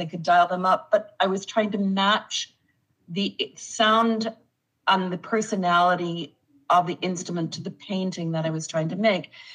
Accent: Winnipeg, Manitoba, Canada; when I was growing up in Winnipeg. Uh, or in Manitoba

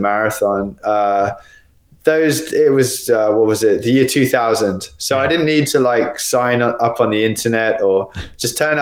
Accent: Australia; also born or lived in United Kingdom; now in Spain; Actually born there, but I was raised in Australia

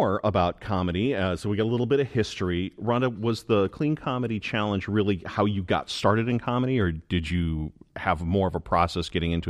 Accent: Illinois, United States; now in Michigan, United States; That is my home state.

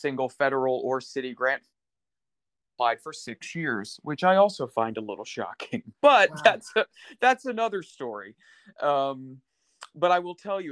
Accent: Parkersburg, West Virginia, United States; I grew up in Parkersburg, which is way over on the western side, right across the river from Ohio.

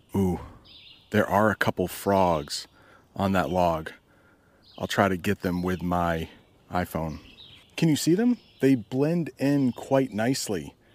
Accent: United States; I am an American

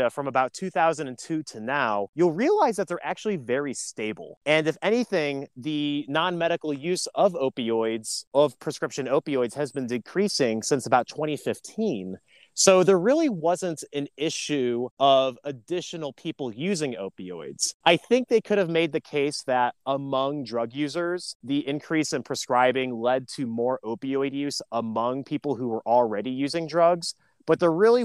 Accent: Lake County, Northeast Ohio, United States; also born or lived in Cleveland, Ohio; especially in my hometown, I grew up in Lake County

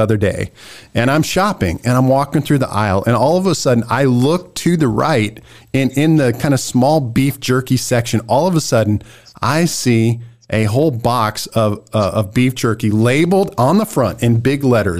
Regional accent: Nebraska, United States; I'm a good old Nebraska boy

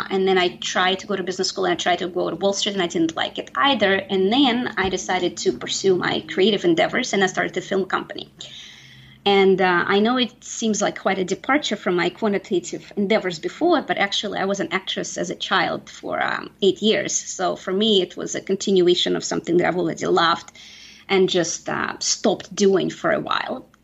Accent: Saint Petersburg, Russia; now in United States; I am an immigrant. Yes, I am originally from St. Petersburg, Russia. I've been here for close to 25 years

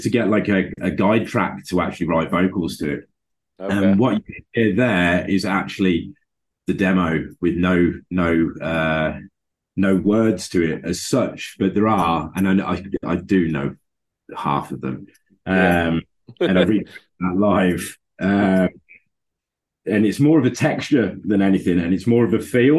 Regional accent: Birmingham, West Midlands, United Kingdom; moved away; it was in Birmingham, my hometown

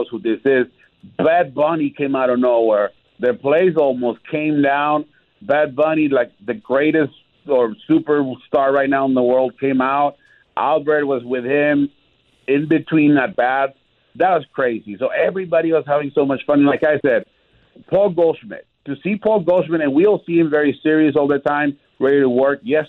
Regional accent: Tijuana, Baja California, Mexico; moved away; I grew up in Tijuana

